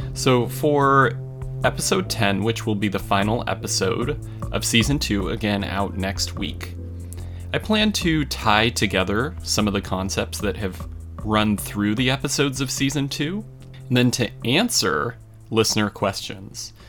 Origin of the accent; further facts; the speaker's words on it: Colorado, United States; my hometown in Colorado